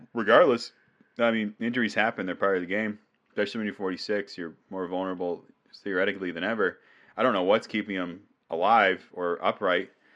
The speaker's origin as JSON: {"language": "English", "region": "New England", "country": "United States", "said": "I'm from New England"}